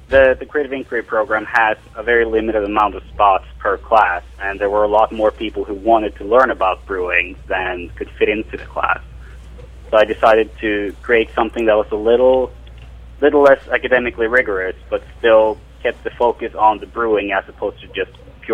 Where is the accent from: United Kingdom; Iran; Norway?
Norway; now in Clemson, United States; I came from Norway about 5 years ago, and right now I'm studying business and biomedical engineering.